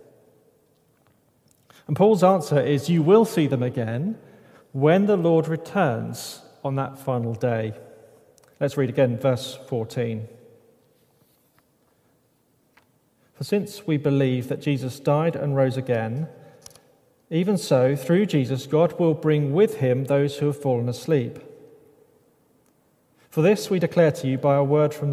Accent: United Kingdom; I'm British

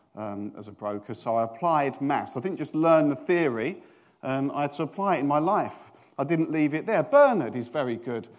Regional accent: United Kingdom; we're British

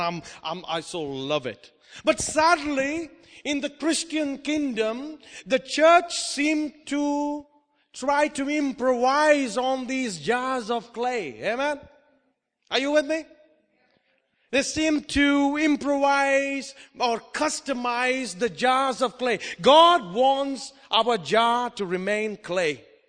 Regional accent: India; also born or lived in Oman; Because I come from India, I know all about it.

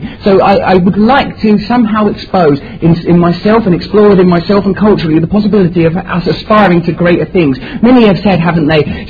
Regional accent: Essex, East of England, United Kingdom; I myself was seduced by it growing up in Essex and thought, oh yes, I want to be famous.

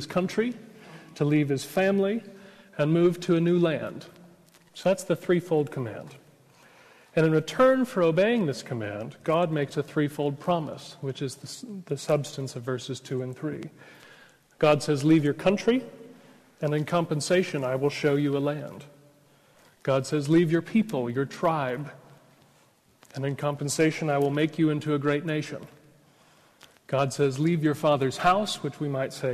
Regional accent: United States; accent: American; now in Oxford, United Kingdom; I'm an American

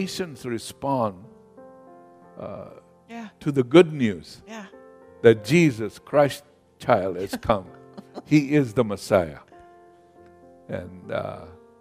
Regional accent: Kenya; moved away; I grew up in Kenya, in Africa.

